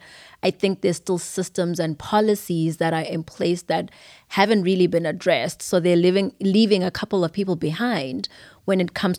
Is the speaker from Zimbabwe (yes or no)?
yes; Zimbabwe; now in United States; It's been a while, but I grew up in Zimbabwe. Everything about me is Zimbabwean. I was born in America, so I have birthright citizenship